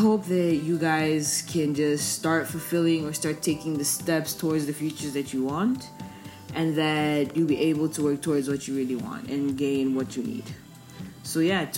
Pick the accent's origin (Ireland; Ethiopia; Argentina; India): Ethiopia; moved away as an adult; also born or lived in Zambia; now in Malaysia; Zambian citizen raised in Ethiopia